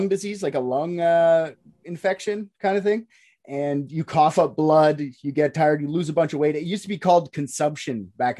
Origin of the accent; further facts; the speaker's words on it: Canada; I'm a Canadian